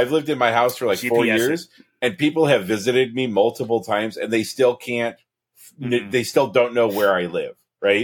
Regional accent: Oregon, United States; also born or lived in California; I moved back here to Oregon. And now I've been here 12 years, 13 years

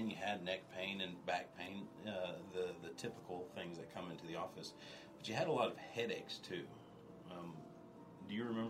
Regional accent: Bloomington, United States; moved away as an adult; now in Washington County, United States; And we grew up in Bloomington, and Bloomington's a real nice, big-ish town, right? But Ellen and I feel like Washington County is our home.

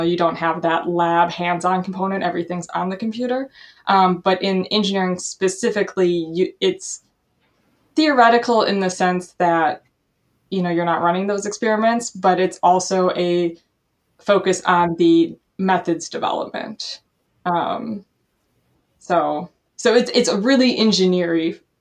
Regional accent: Milwaukee, Wisconsin, United States; also born or lived in Madison, Wisconsin; I grew up in the Milwaukee area, which is about an hour away from Madison

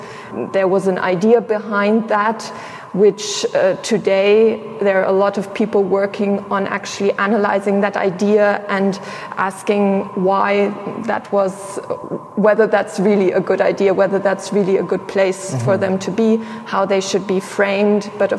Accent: Sierra Leone; also born or lived in Tanzania; So if we're talking about me individually, I grew up in Sierra Leone and in Tanzania. And so for me, my identification with being German is something that came much, much later on.

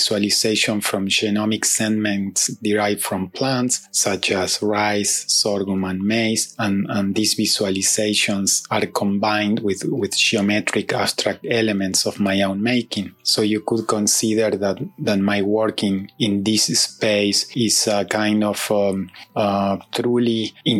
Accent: Uruguay; moved away as an adult; now in New Jersey, United States; I am originally from Uruguay, although I have been living in New Jersey, United States, since 2006.

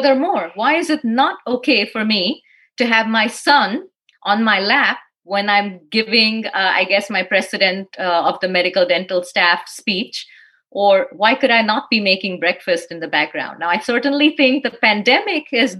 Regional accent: Dallas, Texas, United States; I'm really from Dallas.

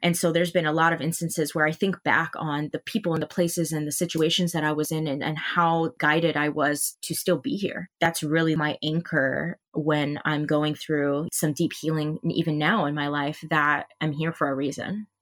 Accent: Hawaii, United States; moved away as an adult; I'm from Hawaii, and I grew up on that island my entire life

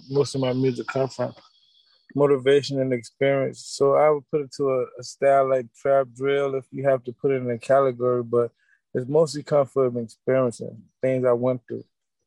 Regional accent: Chicago, Illinois, United States; me growing up in Chicago

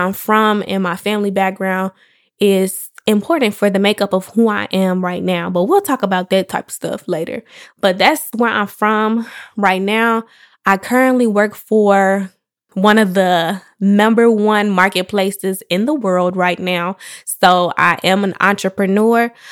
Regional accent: Chicago, Illinois, United States; I am from Chicago, the West Side to be exact. Um, I grew up on the south suburbs of Chicago

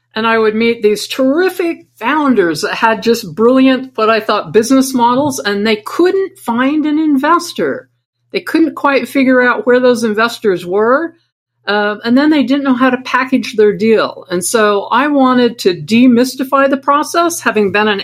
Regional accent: Idaho, United States; moved away; I came from Idaho, and I was a shy and bullied kid

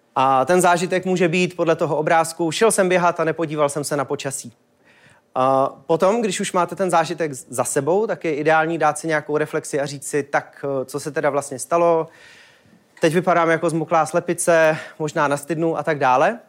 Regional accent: Czechia

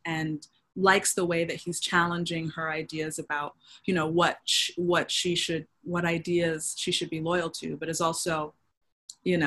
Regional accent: United States; as a Black American

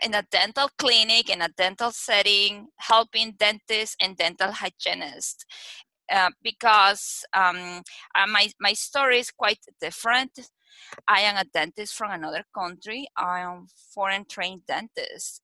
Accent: Lima, Peru; English is a second language; moved away as an adult; now in Las Vegas, United States; I was born and raised in Peru, in Lima, Peru.

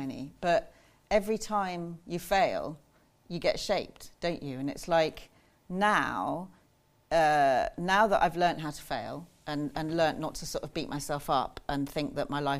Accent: Ascot, South East England, United Kingdom; I was born in Ascot in Berkshire

